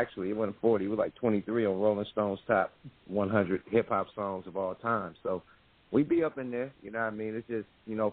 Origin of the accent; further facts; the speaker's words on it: Oakland, California, United States; I'm from the Ville, man, East Oakland